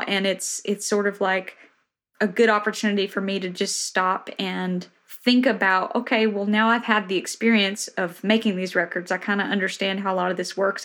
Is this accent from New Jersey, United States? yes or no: no; Tennessee, United States; moved away as an adult; also born or lived in Boston; now in Nashville, United States; the town I grew up in in Tennessee literally has 900 people